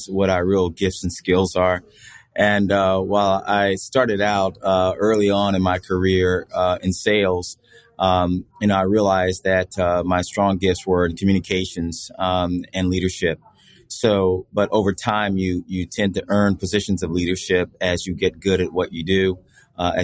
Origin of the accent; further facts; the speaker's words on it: Florida, United States; moved away as an adult; also born or lived in Chicago; I am a native Floridian